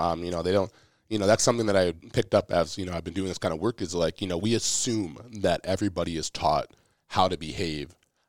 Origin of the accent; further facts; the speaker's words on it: Minnesota, United States; one, we're from Minnesota, state of hockey, all that.